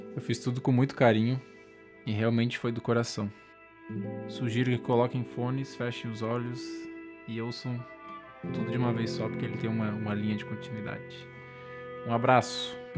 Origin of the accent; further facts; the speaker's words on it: Lages, Santa Catarina, Brazil; now in Florianópolis, Brazil; atualmente moro em Floripa, sou de Laje, Santa Catarina